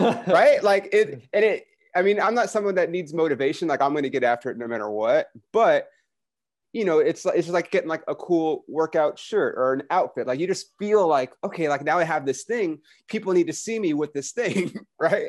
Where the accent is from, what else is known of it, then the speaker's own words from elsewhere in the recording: United States; I'm American